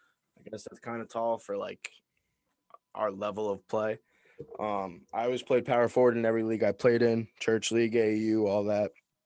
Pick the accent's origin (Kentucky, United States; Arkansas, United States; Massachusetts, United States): Massachusetts, United States; I'm from Massachusetts